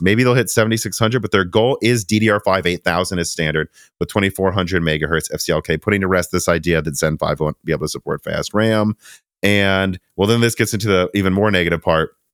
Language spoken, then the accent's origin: English; Midwest, United States; now in Tennessee, United States; we're from the Midwest